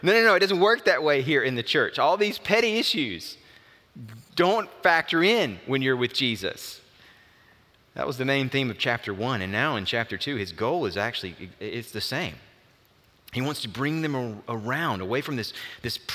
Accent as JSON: {"language": "English", "region": "Alabama", "country": "United States", "tie": "born or raised there", "also_born_or_lived": "Auburn, Alabama / Frisco City, Alabama", "said": "as a kid, moved into rural Alabama, my dad took a church, First Baptist Church, Frisco City, and we relocated to that area"}